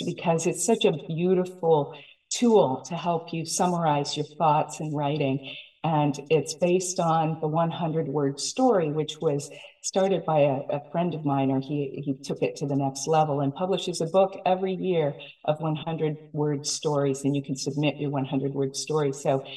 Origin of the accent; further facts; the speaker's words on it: Silicon Valley, California, United States; I'm from Silicon Valley